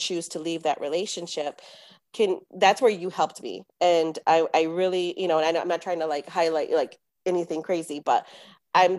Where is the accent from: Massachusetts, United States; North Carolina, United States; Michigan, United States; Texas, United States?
Texas, United States; San Antonio; we're from San Antonio